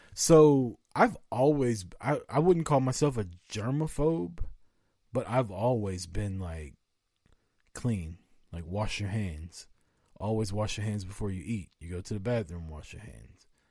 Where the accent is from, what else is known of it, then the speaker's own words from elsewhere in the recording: Missouri, United States; I'm from Missouri. We're from the Show Me State.